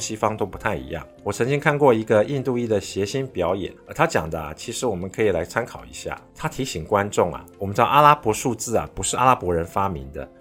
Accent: Taiwan; 不太适合我们台湾人戴

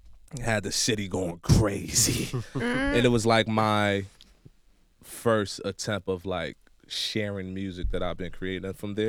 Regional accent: Irvington, New Jersey, United States; You get me? Nigerian-American artist based out of New Jersey. Born and raised in Jersey. Irvington, New Jersey, to be exact.

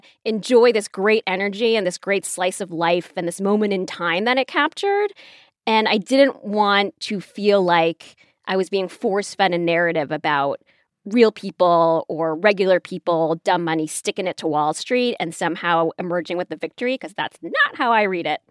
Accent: Chicago, Illinois, United States; I'm from Chicago

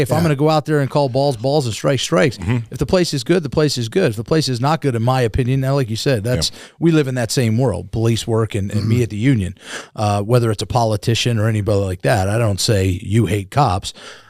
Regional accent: New York, United States; born there; So my dad was a police officer in New York. I was born in New York.

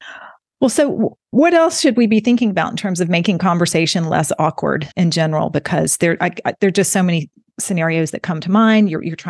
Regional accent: Alabama, United States; you don't sound like you're from Alabama. And I have modified my accent over the years. People used to make fun of me where I went.

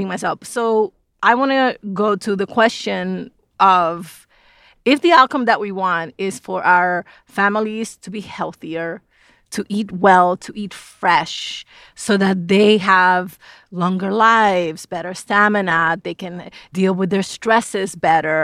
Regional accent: New York City, New York, United States; now in North Bethesda, United States; I grew up in the South Bronx.

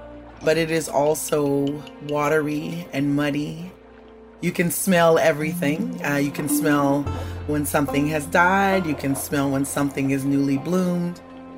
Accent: Bayou Liberty, Louisiana, United States; I grew up in Bayou Liberty, just north of New Orleans in the bayou. I lived in the house where my mother was born that my grandfather built. I lived on the land that has been in my family for generations, even before it was America.

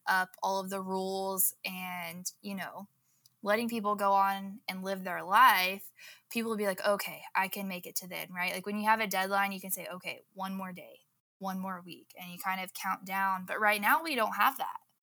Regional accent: Southwest Oklahoma, United States; I grew up in Southwest Oklahoma, in the Bible Belt

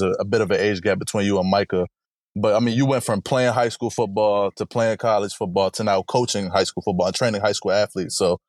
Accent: Harrisburg, Pennsylvania, United States; I just turned 25 myself, but I know Lance from around the way. He's from Harrisburg. I'm from Harrisburg.

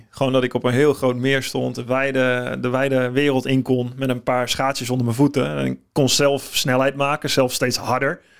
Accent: Netherlands; normaal gesproken, hebben we kennen als Nederlanders, we gaan naar Oostenrijk voornamelijk.

